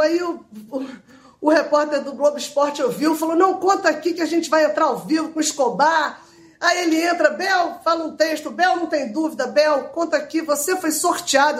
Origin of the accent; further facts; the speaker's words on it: Rio de Janeiro, Brazil; eu sou do Rio